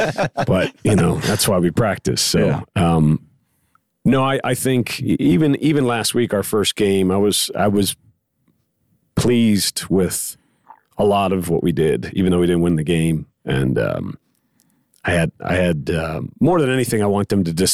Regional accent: Pittsburgh, Pennsylvania, United States; now in Borger, United States; I grew up in Pittsburgh, Pennsylvania. It's a blue collar town

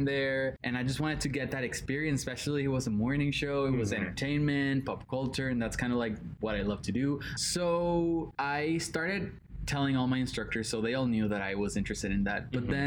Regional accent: Puerto Rico; English is a second language; moved away; I'm 19 years old. I'm from Puerto Rico.

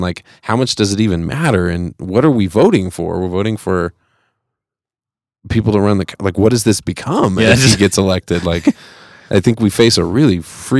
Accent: Fresno, California, United States; now in Colorado, United States; I'm from Fresno.

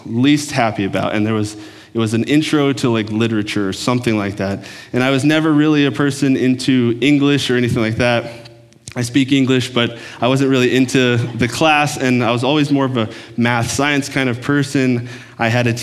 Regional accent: Texas, United States; moved away as an adult; also born or lived in Oklahoma; now in Minnesota, United States; I grew up in Texas. I'm a Texan by heart

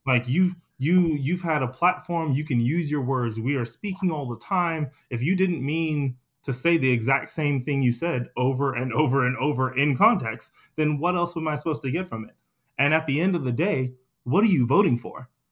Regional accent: Anniston, Alabama, United States; my family's from the Deep South, we're from Anniston, Alabama.

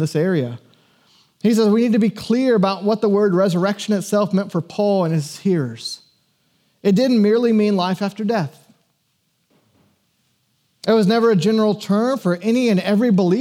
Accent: Georgia, United States; I was born in Georgia in the 80s and was taken to church

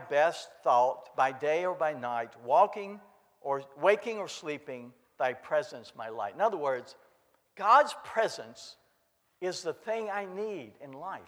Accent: Kentucky, United States; I grew up in Kentucky

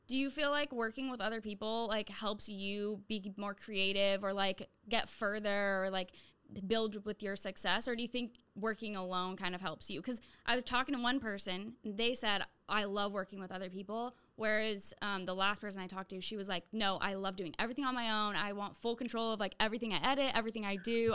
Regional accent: Santa Rosa, California, United States; moved away as an adult; I moved back to my hometown

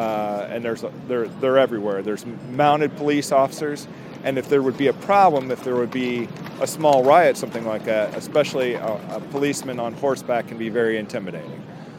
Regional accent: Dayton, Ohio, United States; I'm from Dayton, Ohio.

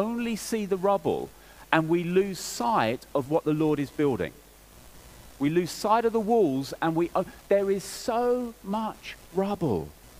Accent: England, United Kingdom; I'm English and English people

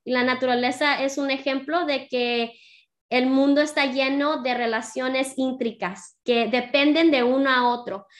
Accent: San Diego, California, United States; Nací y crecí en San Diego. Mis padres son de Jalisco, Guadalajara

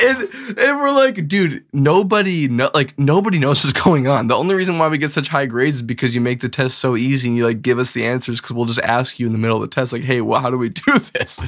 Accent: Bismarck, North Dakota, United States; also born or lived in Edina, Minnesota / Grand Forks, North Dakota; grew up basically the, my whole life in, in Bismarck

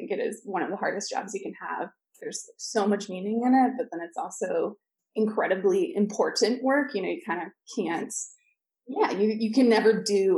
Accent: Seattle, Washington, United States; moved away as an adult; now in Washington, D.C., United States; Originally, I'm from Seattle, but moved to DC, I think exactly 10 years ago

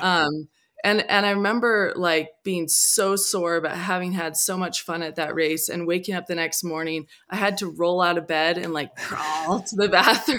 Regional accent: Whidbey Island, Washington, United States; I grew up on Whidbey Island

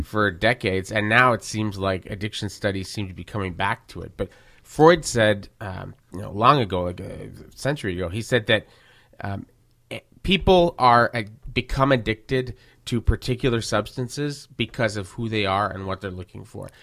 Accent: Verdun, Quebec, Canada; I grew up in Verdun with lots of people like

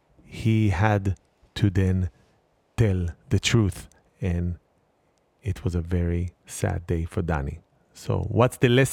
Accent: Hadera, Haifa District, Israel; now in United States; I was born in Israel. I told you I was born in Hadera

